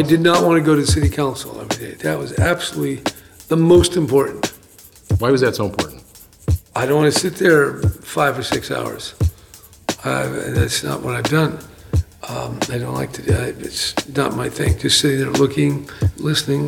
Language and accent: English; San Francisco, California, United States; growing up in San Francisco in, in the 40s and the 50s